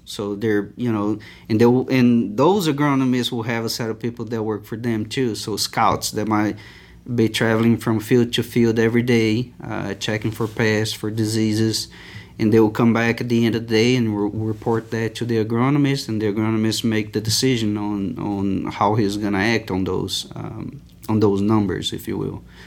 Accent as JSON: {"language": "English", "town": "Itumbiara", "region": "Goiás", "country": "Brazil", "tie": "born or raised there", "also_born_or_lived": "São Paulo / Christchurch, New Zealand / Uberlândia, Minas Gerais / Cuiabá, Mato Grosso", "second_language": "English", "moved": "as an adult", "lives_now": "Lubbock, United States", "said": "I moved, uh, to Itumbiara, uh, in the state of Goiás, which is a fairly a small little town"}